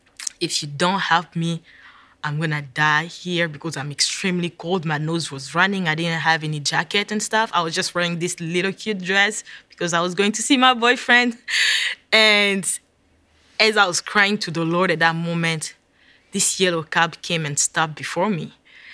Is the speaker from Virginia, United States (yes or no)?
yes; Virginia, United States; I was like, yes, I'm in New York. I'm from Virginia. I'm lost.